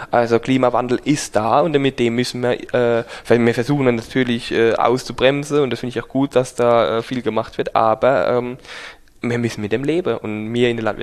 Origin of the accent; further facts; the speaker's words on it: Rhineland-Palatinate, Germany; wir sind Pfälzer, Pfälzer Trinkkultur einfach